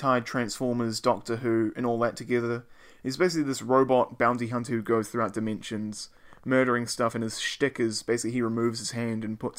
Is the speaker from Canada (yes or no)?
no; New Zealand; Hey, they don't know we're from New Zealand.